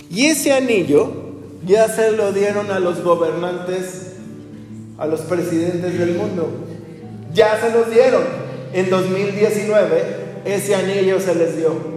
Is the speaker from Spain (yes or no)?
no; Mexico